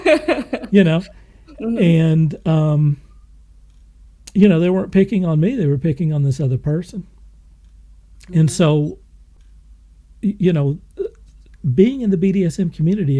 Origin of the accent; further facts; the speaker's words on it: Moore, Oklahoma, United States; I didn't grow up in New York City. I grew up in Moore, Oklahoma